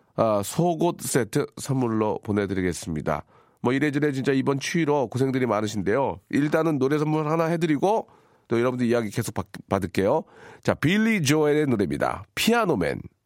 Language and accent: Korean; Gunsan, North Jeolla, South Korea; moved away; 군산. 제 고향이죠